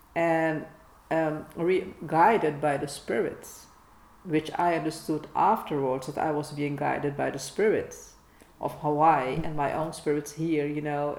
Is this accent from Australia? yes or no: no; Netherlands; English is a second language; we are Dutchies, we dare to speak English